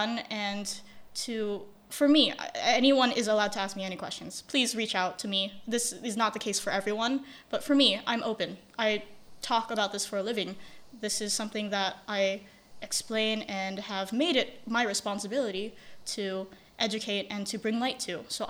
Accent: Indonesia; I never had anyone growing up in Indonesia.

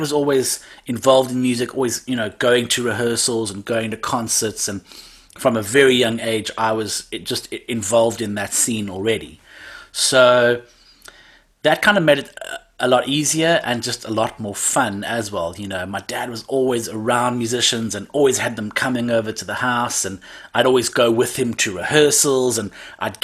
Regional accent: Cape Town, Western Cape, South Africa; I'm born and raised in Cape Town. Cape Town, South Africa

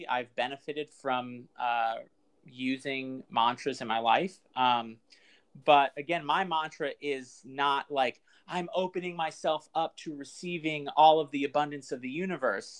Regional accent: New York, United States; I'm born and raised in New York.

